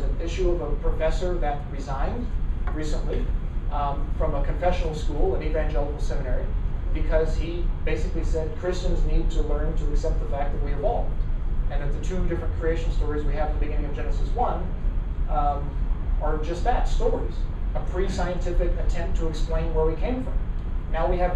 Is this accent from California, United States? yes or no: yes; Madera, California, United States; I always say I'm from Fresno. I'm actually from Madera.